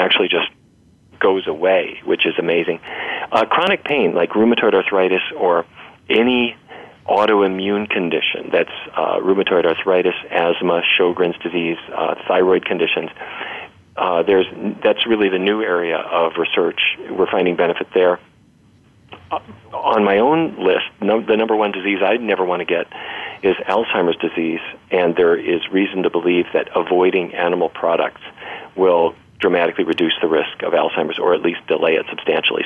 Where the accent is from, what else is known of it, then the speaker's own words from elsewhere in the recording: Fargo, North Dakota, United States; I grew up in Fargo, North Dakota.